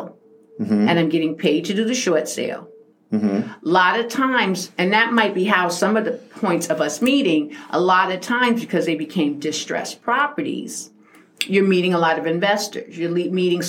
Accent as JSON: {"language": "English", "town": "New York City", "region": "New York", "country": "United States", "tie": "born or raised there", "moved": "yes", "lives_now": "Poconos, United States", "said": "I grew up in South Jamaica, Queens."}